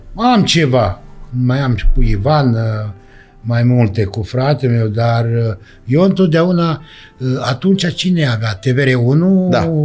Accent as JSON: {"language": "Romanian", "region": "Danube Delta", "country": "Romania", "tie": "born or raised there", "moved": "yes", "said": "casa care s-a făcut la noi, uh, casa s-a făcut la mine, la părinți."}